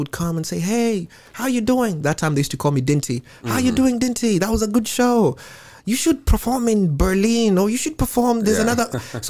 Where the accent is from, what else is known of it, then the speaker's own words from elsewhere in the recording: Nairobi, Kenya; moved away as an adult; now in Seattle, United States; Growing up, I grew up in a poor part of Nairobi.